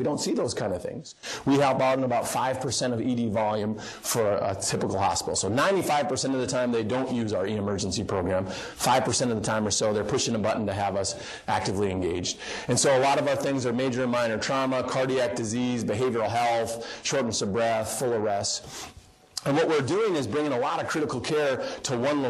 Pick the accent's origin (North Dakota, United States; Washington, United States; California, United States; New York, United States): North Dakota, United States; Wishek; moved away; My hometown, I like to use it, Wishick, North Dakota. My dad's the family doctor there and has been for 30-plus years or so